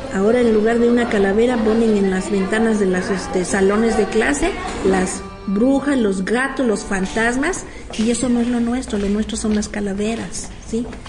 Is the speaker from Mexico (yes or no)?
yes; Mexico; en México tenemos como mexicanos una costumbre